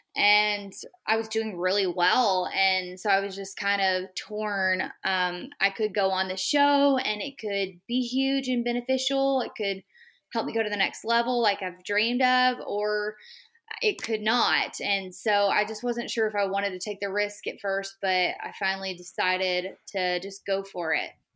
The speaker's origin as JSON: {"language": "English", "region": "Texas", "country": "United States", "said": "I'm from Texas. So I had quite a bit of a hike from my little small town"}